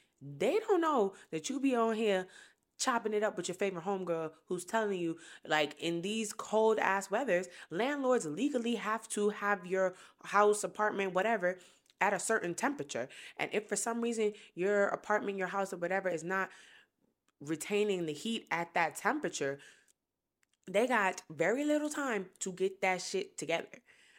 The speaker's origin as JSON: {"language": "English", "town": "Brooklyn", "region": "New York", "country": "United States", "lives_now": "Columbia, United States", "said": "I am from Brooklyn, New York. So is my husband. We some motherfucking city kids. And we now own our first property in Columbia, South Carolina."}